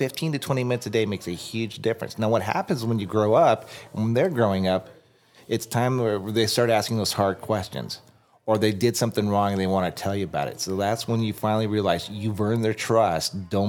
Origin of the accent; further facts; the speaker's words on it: Tucson, Arizona, United States; I'm from Tucson.